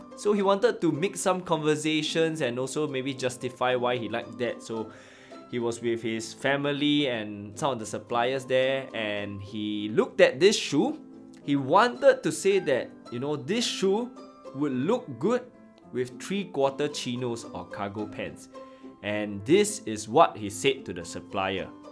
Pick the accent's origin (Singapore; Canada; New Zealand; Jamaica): Singapore; As a Singaporean, I can't help to be thankful that I'm bilingual with English and Chinese